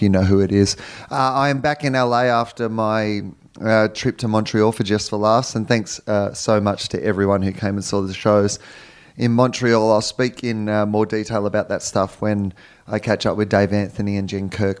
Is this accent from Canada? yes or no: no; Australia; moved away as an adult; now in Los Angeles, United States; I'm an Australian